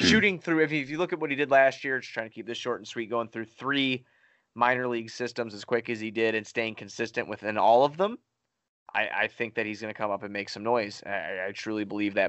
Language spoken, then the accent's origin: English; Chicago, Illinois, United States; I'm from Chicago